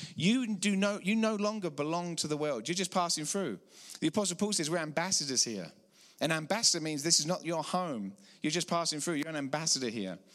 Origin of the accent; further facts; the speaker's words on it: England, United Kingdom; accent: English; moved away as an adult; now in Colorado, United States; I'm from about six thousand miles out east in England, praise the Lord. We moved here fifteen years ago.